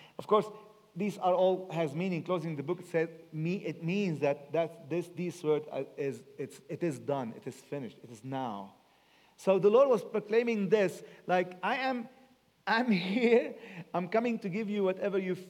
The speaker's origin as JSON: {"language": "English", "country": "Lebanon", "tie": "born or raised there", "also_born_or_lived": "England", "said": "I was brought up in Lebanon, and I love Lebanon so much"}